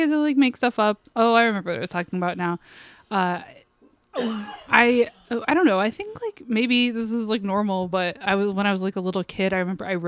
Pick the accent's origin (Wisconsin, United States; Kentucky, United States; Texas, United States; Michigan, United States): Michigan, United States; Westland; I grew up in Westland, Michigan.